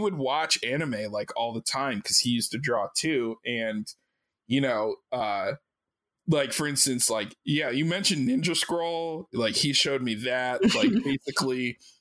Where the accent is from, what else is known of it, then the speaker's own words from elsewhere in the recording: Maryland, United States; I grew up in Maryland and I lived maybe like 30 minutes from Baltimore